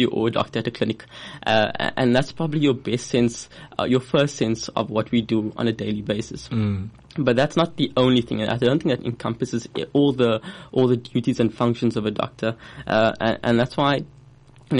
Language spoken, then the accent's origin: English; Cape Town, Western Cape, South Africa; also born or lived in Port Elizabeth / West Coast; I'm born and bred in Cape Town. I did my schooling in Cape Town as well